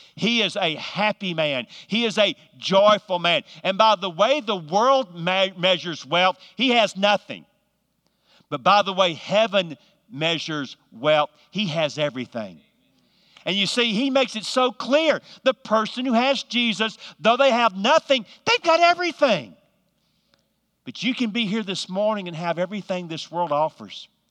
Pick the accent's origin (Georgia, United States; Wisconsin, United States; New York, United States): Georgia, United States; now in North Carolina, United States; I'm from the South. I'm from actually from Georgia, but live in North Carolina.